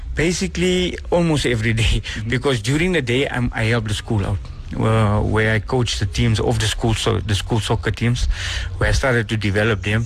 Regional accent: Benoni, Gauteng, South Africa; I'm from Actonville, but I stay outside of Actonville now

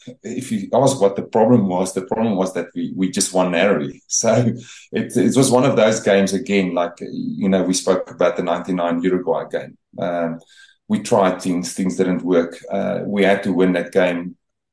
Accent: South Africa; they sort of adopted you, South African team, and everything was branded in that area for us being South African.

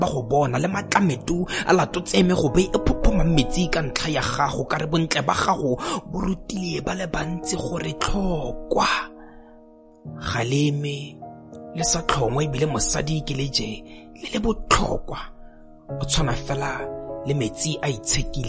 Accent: Botswana; first language Setswana; English is a second language; I am a poet from Botswana.

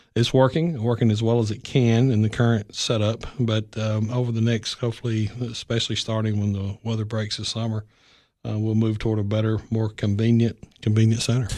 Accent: Cannon County, Tennessee, United States; I was born in Canning County. I left, um, in the early eighties after high school

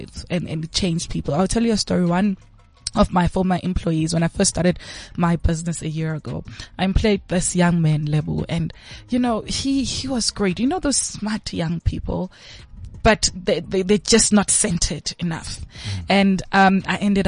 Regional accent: Bulawayo, Zimbabwe; I was born in Zim. Mm-hmm. So I was in Zim in Kwabulawayo, Kontutu Ziyathunqa. And I was in primary school at that time

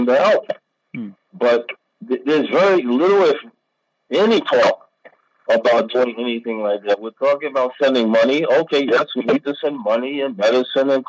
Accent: United States; now in Pakistan; I'm American

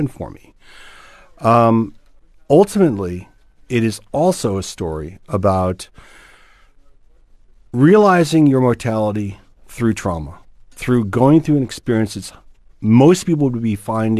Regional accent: United States; moved away as an adult; now in Cape Town, South Africa; I'm an American

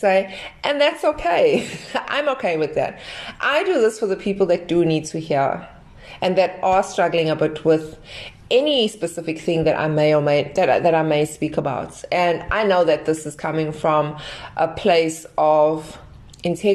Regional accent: Durban, KwaZulu-Natal, South Africa; I am from South Africa, Durban, South Africa

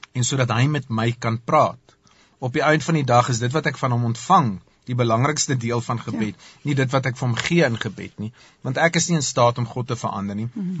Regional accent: South Africa; ons het as Afrikaners

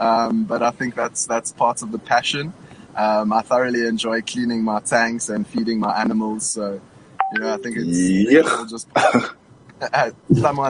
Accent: Durban, KwaZulu-Natal, South Africa; I was born in Durban

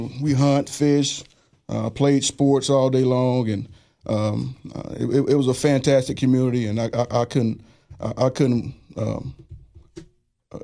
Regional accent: Greenville, Alabama, United States; also born or lived in Searcy; I grew up in Greenville, Alabama. That's South Alabama. People don't know I'm as country as they come now. I grew up in a little small community called Searcy. Very tight-knit community.

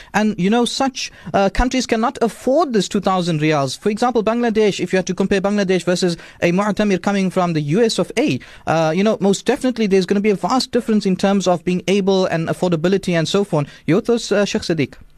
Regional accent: South Africa; as South African citizens

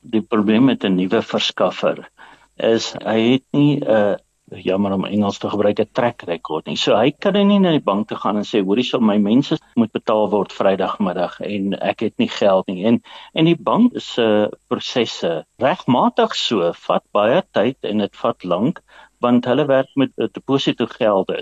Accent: Mpumalanga, South Africa; Ek is maar uit die ou Oos-Transvaal uit in Mpumalanga. Ek het laerskool op Bruiten gedoen, ek het hoërskool in Pietertief hoërskool gedoen.

